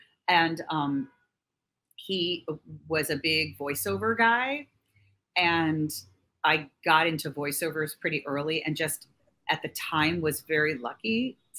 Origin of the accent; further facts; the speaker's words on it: New York, United States; I grew up here in New York